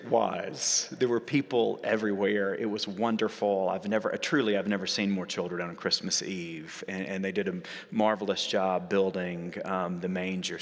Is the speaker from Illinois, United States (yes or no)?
no; Sand Mountain, North Alabama, United States; moved away; also born or lived in New York; And so we went and lived in my hometown, and we lived, and I'm from there, so I can say this, in the middle of nowhere. We lived up on what's called Sand Mountain